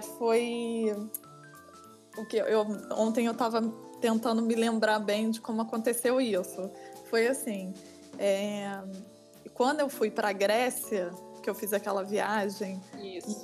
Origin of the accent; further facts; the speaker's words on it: Rio de Janeiro, Brazil; moved away as an adult; now in Rotterdam, Netherlands; eu sou carioca